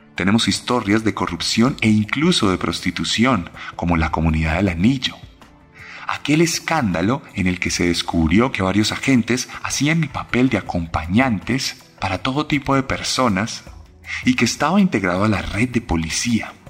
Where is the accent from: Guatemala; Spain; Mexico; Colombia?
Colombia